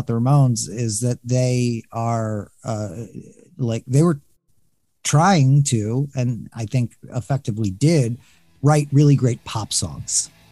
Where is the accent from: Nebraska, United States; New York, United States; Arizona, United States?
New York, United States; New York City; also born or lived in Philadelphia; I grew up simultaneously in Philadelphia and New York City.